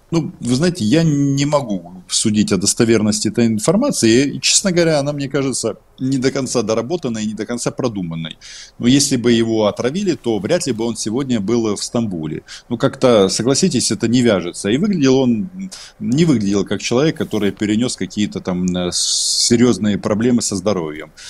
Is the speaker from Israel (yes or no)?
no; Ukraine; я украинец